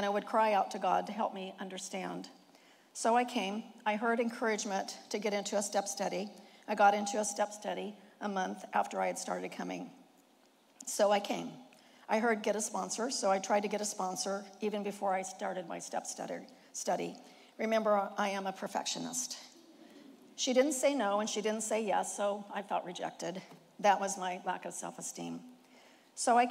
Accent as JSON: {"language": "English", "region": "Indiana", "country": "United States", "tie": "born or raised there", "moved": "as an adult", "lives_now": "California, United States", "said": "I was born in Indiana to a grain and livestock farmer and his introverted wife"}